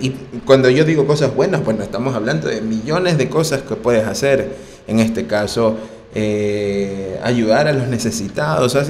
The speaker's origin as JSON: {"language": "Spanish", "country": "Ecuador", "said": "En mi país, personalmente yo, en Ecuador"}